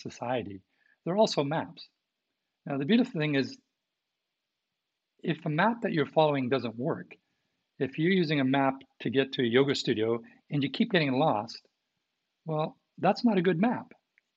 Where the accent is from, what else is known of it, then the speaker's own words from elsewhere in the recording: Canada; from what I remember from being taught in Canadian schools